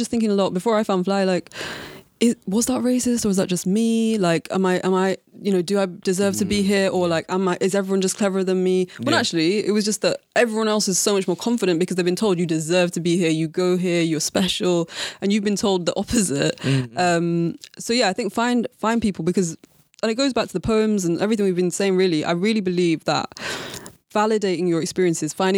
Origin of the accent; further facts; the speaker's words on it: Leeds, Yorkshire and the Humber, United Kingdom; I grew up in Leeds